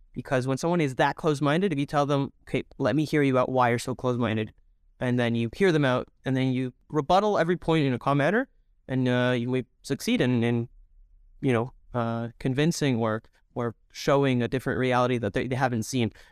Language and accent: English; Toronto, Ontario, Canada; also born or lived in Mexico / Israel; I'm originally from uh, Mexico, and then I grew up here in Toronto